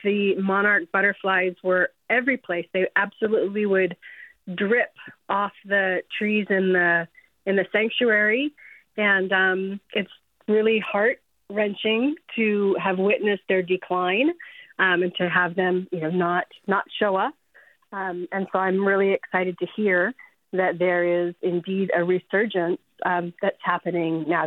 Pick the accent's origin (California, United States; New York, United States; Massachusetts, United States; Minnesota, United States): California, United States; Pacific Grove; now in Oakland, United States; I grew up in Pacific Grove in the 70s and 80s.